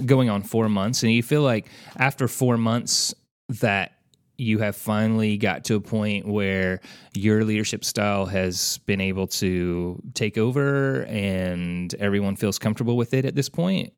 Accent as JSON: {"language": "English", "town": "Santa Claus", "region": "Indiana", "country": "United States", "tie": "born or raised there", "said": "I grew up in Santa Claus, Indiana"}